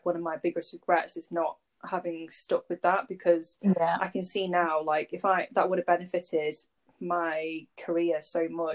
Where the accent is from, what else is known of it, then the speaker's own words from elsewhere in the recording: Warrington, North West England, United Kingdom; I was born and raised in Warrington